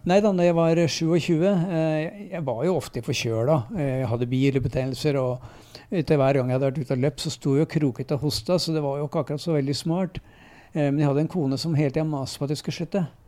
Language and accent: Norwegian; Lørenskog, Akershus, Norway; moved away as an adult; also born or lived in Nittedal / Enebakk / Eidsvoll; now in Nes, Norway; Så kom jeg til Fjellhamar, så jeg regner meg som lørenskauing. Eller right. Fjellhamar-gutt, da. Eh, for det er der jeg vokste opp.